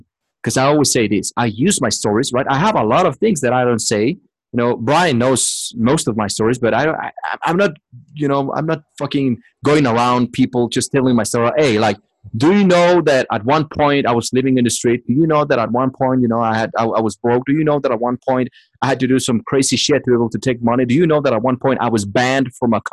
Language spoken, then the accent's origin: English; Mexico City, Mexico; English is a second language; moved away; I'm just from Mexico City.